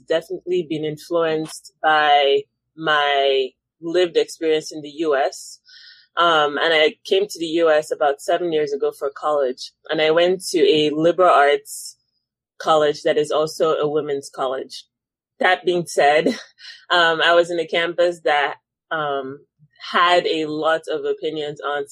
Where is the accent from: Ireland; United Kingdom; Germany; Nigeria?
Nigeria; moved away as an adult; now in United States; growing up in Nigeria